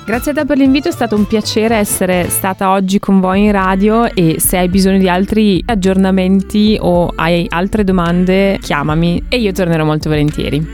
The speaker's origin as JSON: {"language": "Italian", "country": "Russia", "also_born_or_lived": "Italy", "moved": "yes", "lives_now": "Germany", "said": "sono russa"}